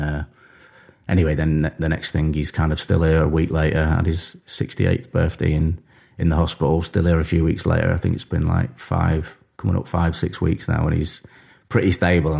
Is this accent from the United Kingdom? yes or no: yes; Warrington, North West England, United Kingdom; I grew up in Warrington